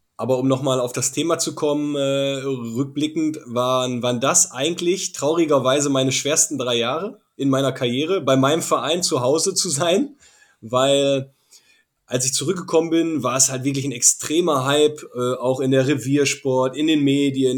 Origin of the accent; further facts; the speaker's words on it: Essen, North Rhine-Westphalia, Germany; moved away as an adult; also born or lived in Salzburg; Ich komme aus dem Ruhrgebiet, äh, ziemliche Malocher-Gegend, Industrie, äh, Kohle, das typische Ruhrgebiet. Wirklich, ich bin ja mitten in Essen aufgewachsen